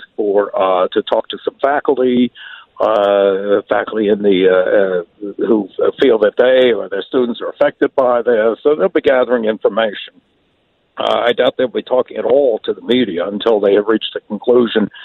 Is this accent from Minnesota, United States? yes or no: yes; Minnesota, United States; a Minnesotan